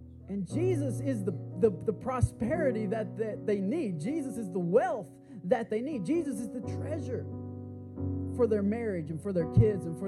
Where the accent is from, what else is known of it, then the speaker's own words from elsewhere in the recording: San Marcos, Texas, United States; moved away as an adult; now in Austin, United States; I'm from San Marcos.